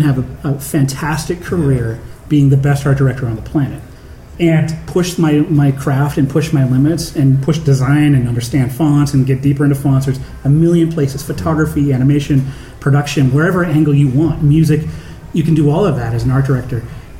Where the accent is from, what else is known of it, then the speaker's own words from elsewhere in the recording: Canada; now in United States; I noticed when I first moved there that as a Canadian and the whole sort of racial tension that goes on in the U.S., it's like, it's not my fight.